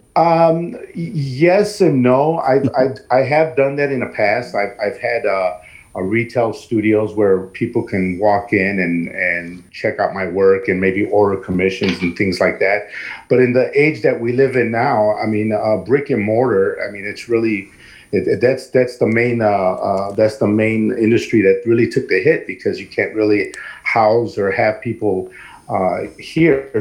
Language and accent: English; East Chicago, Indiana, United States; I'm born and raised here in East Chicago, my hometown